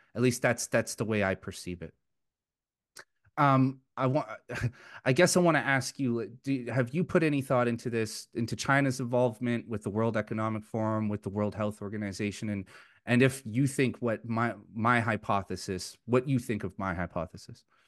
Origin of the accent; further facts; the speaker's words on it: Vancouver, British Columbia, Canada; moved away as an adult; now in Alberta, Canada; I'm originally from Vancouver, and I moved my family to Alberta last year